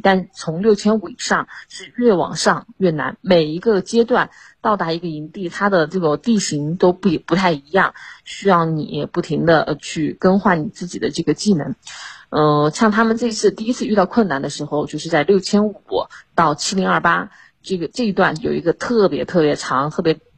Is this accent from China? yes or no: yes; China; 作为中国人，然后作为校友